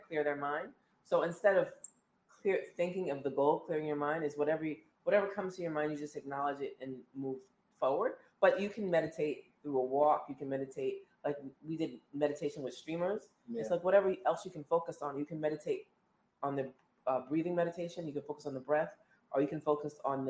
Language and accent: English; Long Island, New York, United States; moved away as an adult; now in New York City, United States; I grew up in Long Island